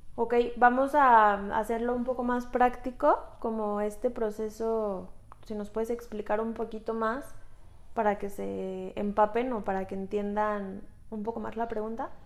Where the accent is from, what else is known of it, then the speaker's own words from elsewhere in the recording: Mexico; Somos mujeres mexicanas